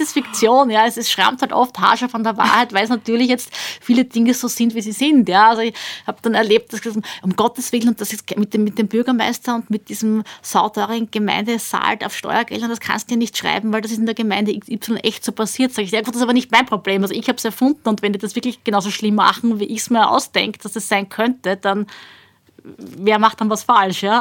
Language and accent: German; Austria; bei uns in Österreich